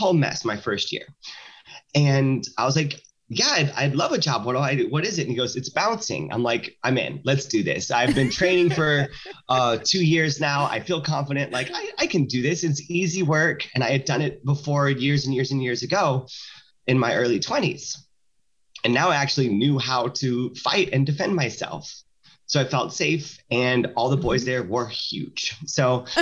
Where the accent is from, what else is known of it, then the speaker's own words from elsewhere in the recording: the South, United States; now in Santa Maria, United States; I grew up in the South